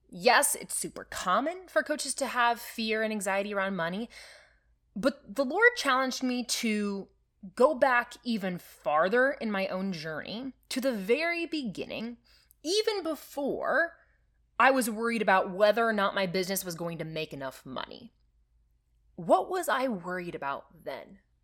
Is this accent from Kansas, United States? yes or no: no; Nebraska, United States; I am from Nebraska